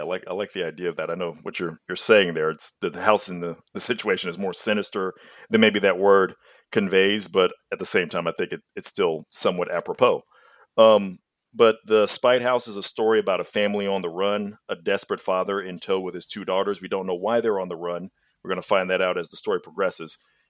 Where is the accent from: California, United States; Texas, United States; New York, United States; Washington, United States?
Texas, United States; It's an enormous, ridiculous state. Even as a Texan, it's really weird